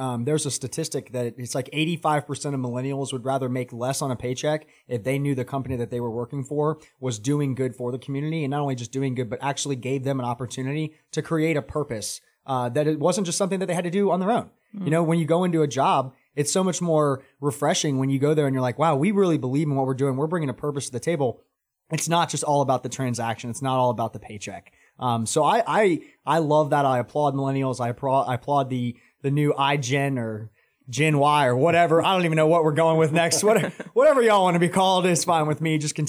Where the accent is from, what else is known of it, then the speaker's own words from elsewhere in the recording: Atlanta, Georgia, United States; I came from Atlanta. It's a lot more dirty in Atlanta than it is in Charlotte.